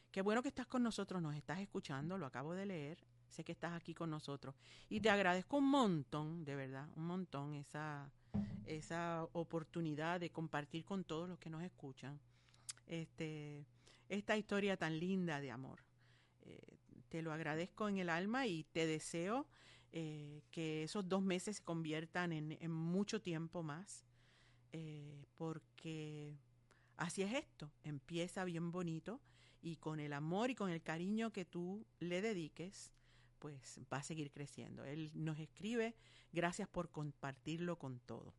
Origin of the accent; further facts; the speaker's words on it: Ponce, Puerto Rico; Ponce es mi pueblo. Eh, pues, es un compueblano mío.